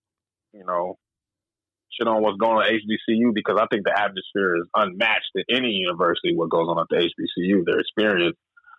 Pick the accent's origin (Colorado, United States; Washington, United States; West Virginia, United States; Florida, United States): Colorado, United States; also born or lived in Alabama; when I grew up in Colorado